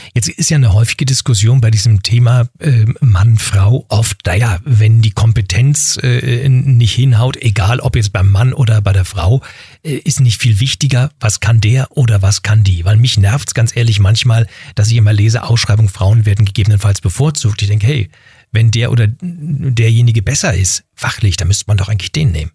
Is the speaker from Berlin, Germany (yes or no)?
yes; Berlin, Germany; ich bin in Berlin-Wedding im Westen groß geworden